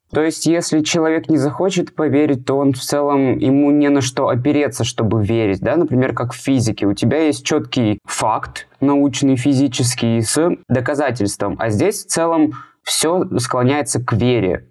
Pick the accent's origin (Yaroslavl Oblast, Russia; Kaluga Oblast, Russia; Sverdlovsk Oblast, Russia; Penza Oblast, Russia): Sverdlovsk Oblast, Russia; Yekaterinburg; я фотограф из Екатеринбурга